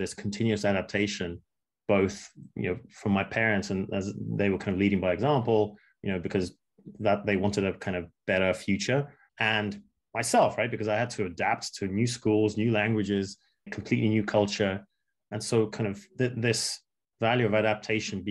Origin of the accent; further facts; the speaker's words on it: England, United Kingdom; also born or lived in Moscow, Russia; Growing up in England